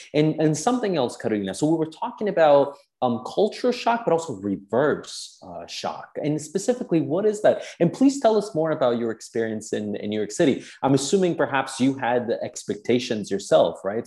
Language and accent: English; Palermo, Sicily, Italy; I'm from Palermo